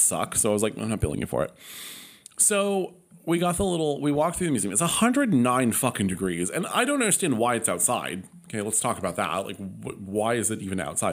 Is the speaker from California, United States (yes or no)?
yes; Palm Springs, California, United States; Palm Springs